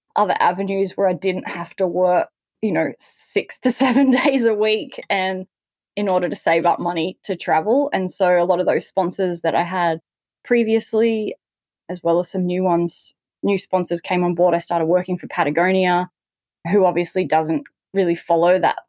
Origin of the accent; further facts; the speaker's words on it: Newcastle, New South Wales, Australia; I grew up in Newcastle on the Australian coast